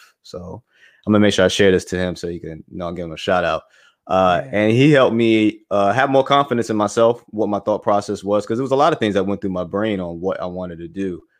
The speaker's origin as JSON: {"language": "English", "town": "Bronx", "region": "New York", "country": "United States", "tie": "born there", "said": "My wife and I, we're both from the Bronx. So we're born there."}